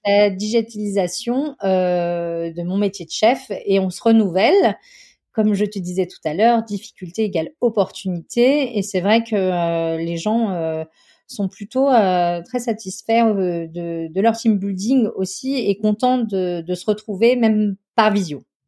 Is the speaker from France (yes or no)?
yes; Chamonix, Auvergne-Rhône-Alpes, France; j'ai grandi à Chamonix, dans une petite ville euh, au pied du Mont Blanc